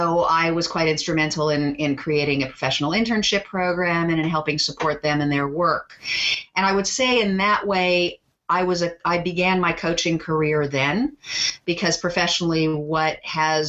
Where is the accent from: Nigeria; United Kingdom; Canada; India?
Canada; Toronto, Ontario; also born or lived in Montreal; I grew up in Toronto